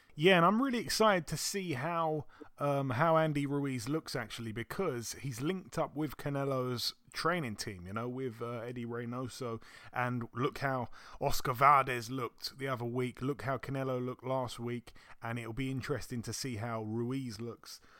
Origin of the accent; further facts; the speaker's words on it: United Kingdom; being a Brit